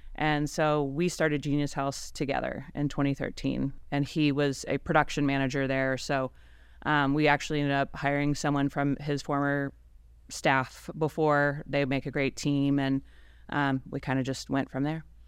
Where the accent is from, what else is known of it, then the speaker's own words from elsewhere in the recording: Ohio, United States; now in Fort Worth, United States; I'm originally from Ohio